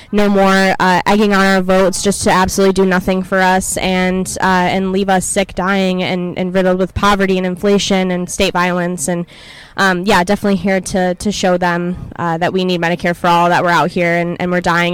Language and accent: English; Petoskey, Michigan, United States; I'm from Petoskey, Michigan